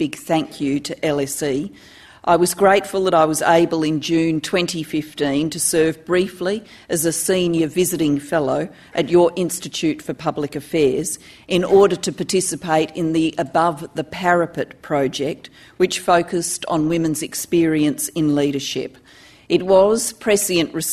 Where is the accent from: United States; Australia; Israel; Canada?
Australia; Adelaide, South Australia; also born or lived in Wales; my hometown of Adelaide